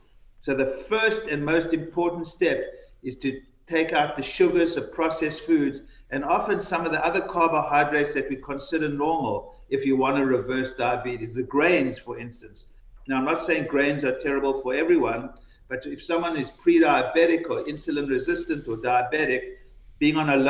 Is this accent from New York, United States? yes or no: yes; New York City, New York, United States; I'm from New York